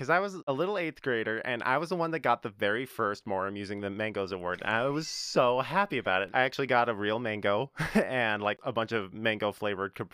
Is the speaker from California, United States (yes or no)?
no; North Carolina, United States; born there; Yes, I was born in North Carolina. I was not born in Utah.